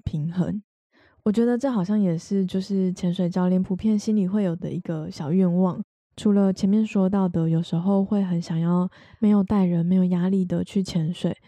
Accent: Taiwan; 我们是台湾人

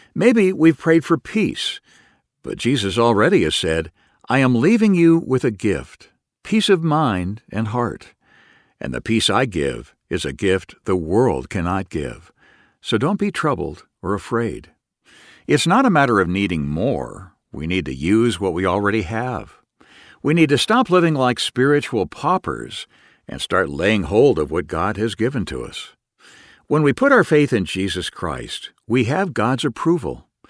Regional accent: United States; I still maintain my citizenship as an American

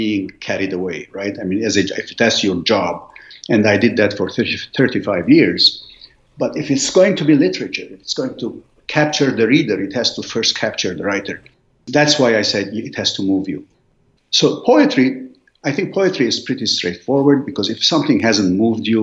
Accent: Lebanon; English is a second language; moved away as an adult; also born or lived in Beirut, Lebanon / Philadelphia, United States / Washington, D.C., United States; now in United States; I grew up in a very small village in Lebanon nobody has heard

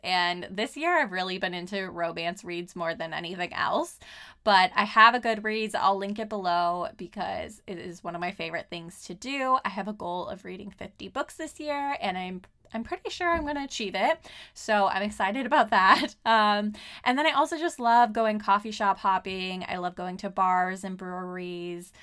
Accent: Southern California, United States; moved away as an adult; now in Portland, United States; I am from Southern California

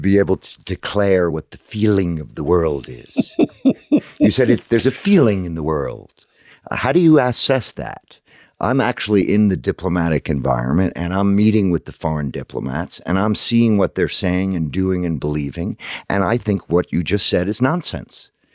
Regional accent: United States; also born or lived in London; as an American

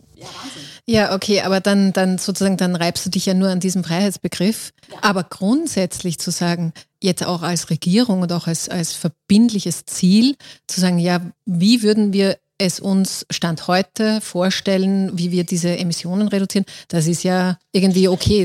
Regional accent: Austria; bei uns in Österreich

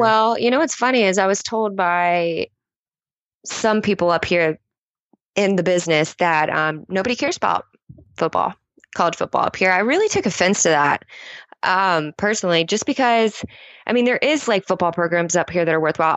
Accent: United States; I'm American. Proud to be an American

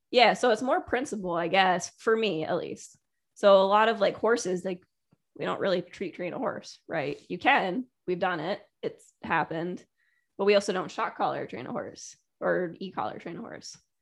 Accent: Connecticut, United States; also born or lived in Taiwan / California; raised in Connecticut and played soccer, ice hockey

